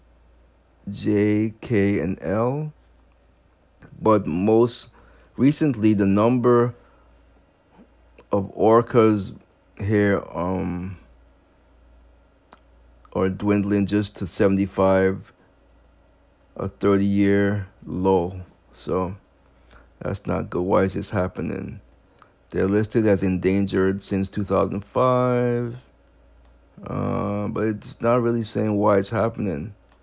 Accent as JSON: {"language": "English", "region": "Massachusetts", "country": "United States", "tie": "born or raised there", "said": "This is in my home state of Massachusetts, even though I don't live in Boston"}